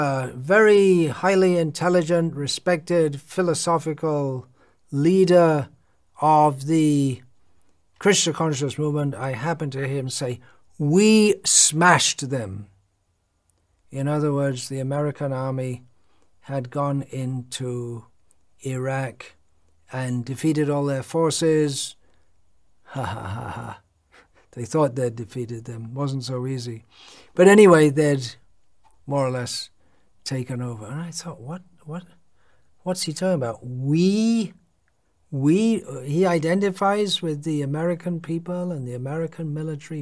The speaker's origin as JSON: {"language": "English", "country": "United Kingdom", "moved": "yes", "said": "I'm from Britain."}